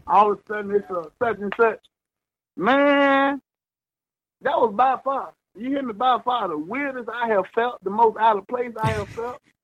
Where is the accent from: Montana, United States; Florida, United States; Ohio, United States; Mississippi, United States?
Mississippi, United States; moved away; I'm from the country. I'm from Mississippi